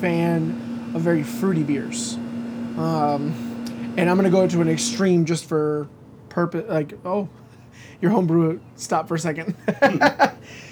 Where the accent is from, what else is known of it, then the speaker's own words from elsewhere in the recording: Michigan, United States; now in Florida, United States; me and my cousin, we're from Michigan